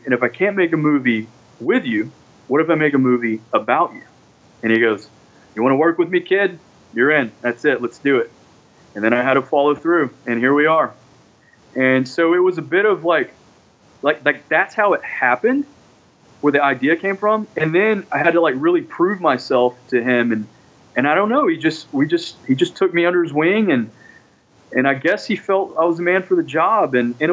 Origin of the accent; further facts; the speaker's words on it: Carthage, Texas, United States; also born or lived in Shreveport, Louisiana; now in Los Angeles, United States; I'm from Carthage, Texas, from the sticks of East Texas.